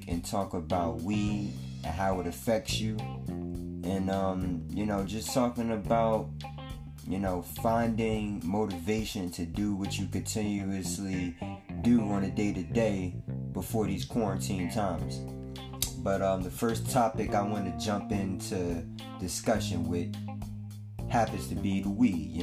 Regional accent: East Orange, New Jersey, United States; Shout out to East Orange, my hometown

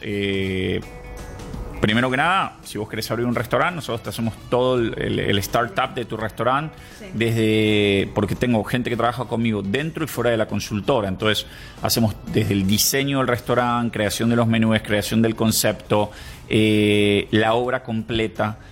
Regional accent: Buenos Aires, Argentina; moved away as an adult; now in Costa Rica; soy de Buenos Aires

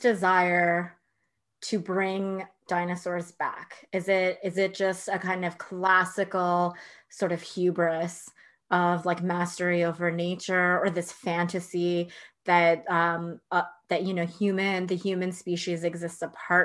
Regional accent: Alberta, Canada; I born and raised in Alberta, dinosaur country.

